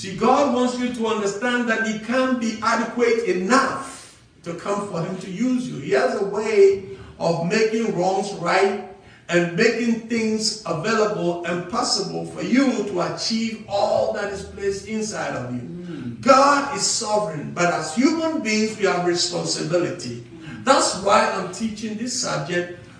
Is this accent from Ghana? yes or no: yes; Ghana; I'm an African from Ghana